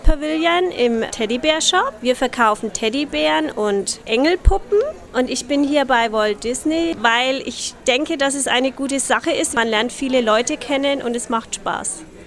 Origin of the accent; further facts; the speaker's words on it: Schlüsselfeld, Bavaria, Germany; moved away as an adult; now in Orlando, United States; aus Schlüsselfeld